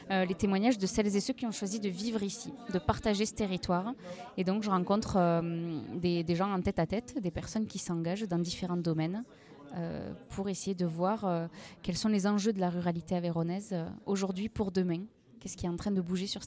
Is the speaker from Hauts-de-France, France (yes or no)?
no; Rodez, Occitania, France; donc j'ai 29 ans. Je viens de Rodez, moi